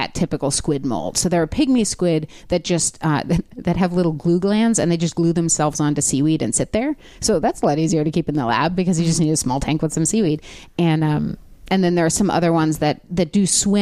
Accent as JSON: {"language": "English", "town": "Los Angeles", "region": "California", "country": "United States", "tie": "born or raised there", "said": "LA where I lived"}